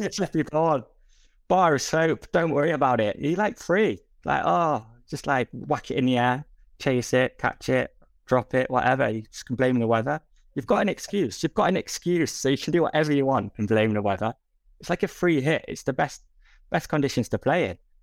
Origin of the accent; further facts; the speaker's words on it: England, United Kingdom; we're English